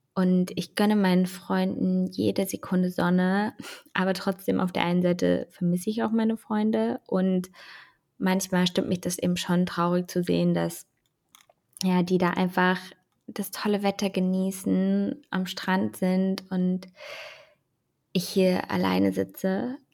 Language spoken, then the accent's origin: German; Germany; bei uns in Deutschland